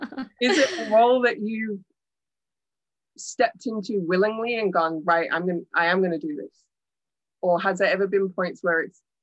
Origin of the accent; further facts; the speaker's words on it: India; Yeah, as a fellow Indian, I also love.